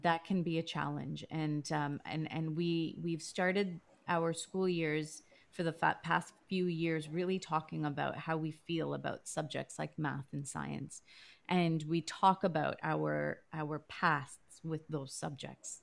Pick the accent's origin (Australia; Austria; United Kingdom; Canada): Canada; Toronto, Ontario; growing up in Canada, you think, well, this is my home. This is where I was born.